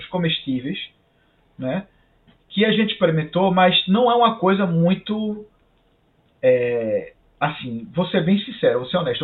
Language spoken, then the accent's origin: Portuguese; Brazil; moved away as an adult; now in Canada